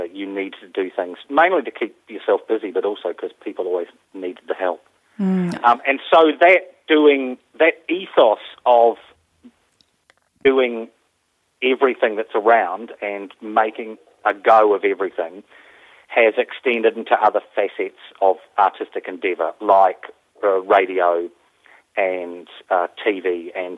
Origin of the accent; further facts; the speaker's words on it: New Zealand; And I grew up in New Zealand, and I started as a full-time actor in New Zealand